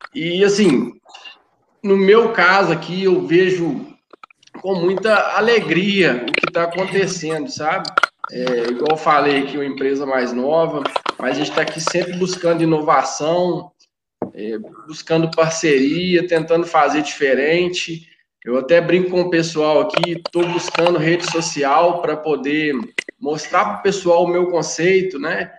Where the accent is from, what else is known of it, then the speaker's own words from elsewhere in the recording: Conselheiro Lafaiete, Minas Gerais, Brazil; Sou de Conselheiro Lafayette